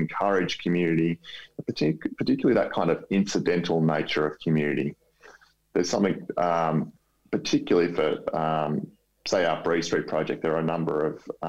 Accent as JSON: {"language": "English", "town": "Melbourne", "region": "Victoria", "country": "Australia", "said": "I'm from Melbourne"}